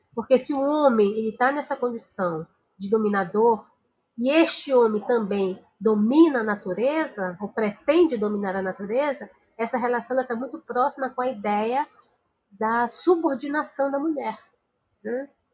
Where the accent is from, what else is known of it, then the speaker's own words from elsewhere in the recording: Amazon, Brazil; muito perto de onde eu sou, que é da região amazônica